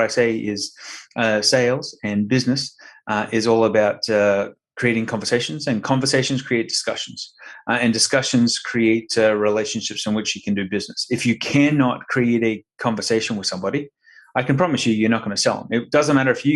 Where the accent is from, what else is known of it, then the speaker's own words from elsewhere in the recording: Brisbane, Queensland, Australia; moved away as an adult; now in Sarasota, United States; Originally from Brisbane, Queensland. So down under.